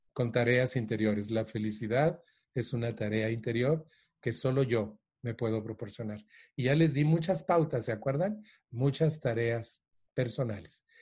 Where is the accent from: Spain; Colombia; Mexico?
Mexico; also born or lived in Mexico City; la Ciudad de México, donde yo vivo